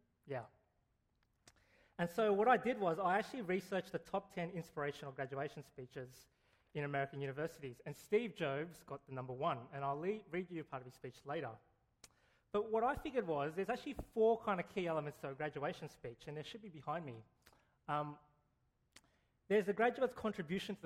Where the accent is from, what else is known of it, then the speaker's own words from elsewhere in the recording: Canberra, Australian Capital Territory, Australia; I went to a pretty trashy high school in Canberra